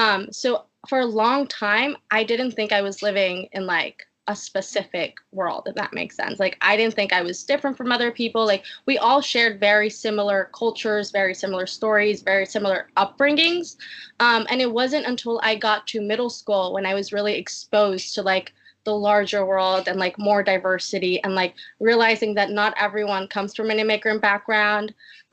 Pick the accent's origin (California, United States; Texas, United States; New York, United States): New York, United States; born there; I was born in Harlem, like you said.